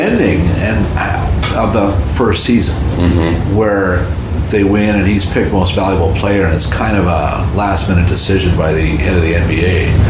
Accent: Canada; also born or lived in Los Angeles, United States; as a Canadian

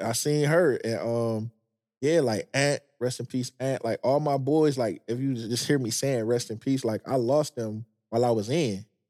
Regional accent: Detroit, Michigan, United States; moved away as an adult; also born or lived in Manassas, Virginia / Maryland / California; I'm from Detroit

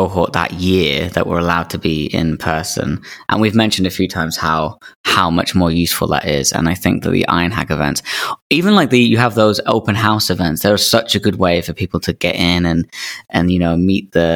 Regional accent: England, United Kingdom; we, as English people

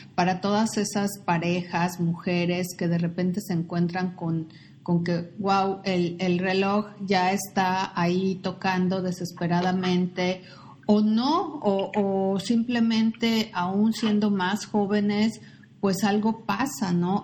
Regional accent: Mexico; nosotros como mexicanos, como latinos

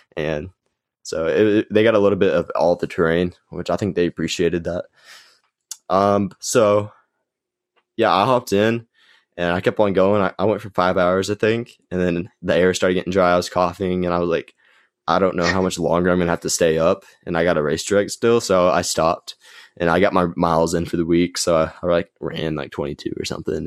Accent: Gainesville, Texas, United States; It's just a local five K put on here in Gainesville. It's my hometown

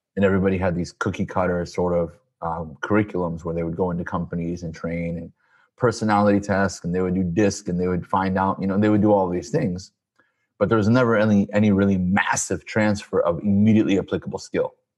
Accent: Peoria, Illinois, United States; moved away as an adult; also born or lived in Chicago; now in California, United States; I was born and raised in Peoria, Illinois, the good old Midwest

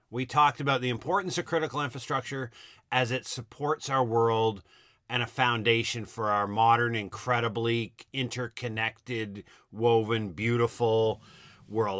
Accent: Halifax, Nova Scotia, Canada; now in Ontario, Canada; Halifax, my hometown

